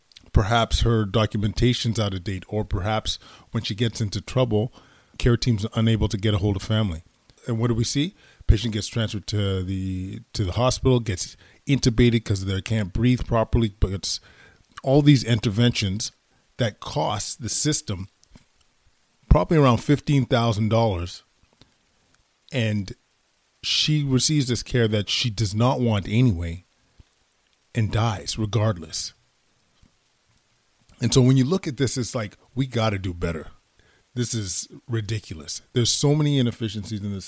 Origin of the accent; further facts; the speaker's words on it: Edmonton, Alberta, Canada; moved away as an adult; now in Ottawa, Canada; born and raised in Edmonton, Alberta, Canada